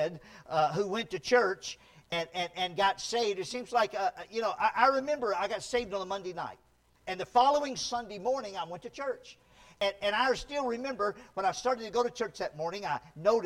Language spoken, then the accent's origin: English; near Shreveport, Louisiana, United States; now in California, United States; where I grew up in Louisiana, there was a time when I was a little boy. I lived out in the country near a big city called Shreveport